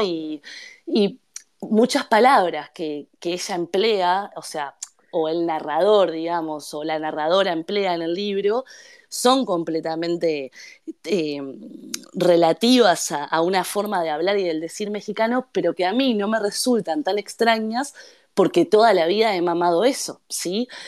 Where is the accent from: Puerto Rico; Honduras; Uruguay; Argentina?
Uruguay; habiendo nacido y crecido en Uruguay